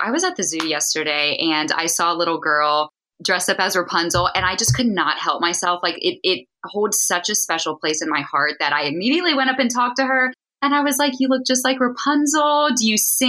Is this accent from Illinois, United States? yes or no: no; Central Virginia, United States; moved away as an adult; now in Dallas, United States; I'm originally from Central Virginia, where I was born and raised